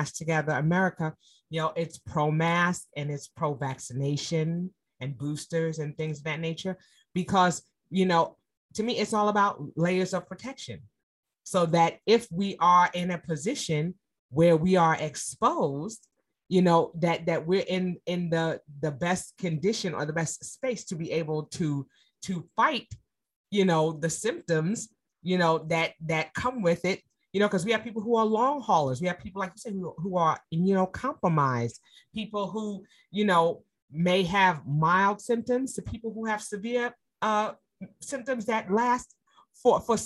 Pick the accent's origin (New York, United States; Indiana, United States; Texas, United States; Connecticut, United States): New York, United States; New York City; New York City, my hometown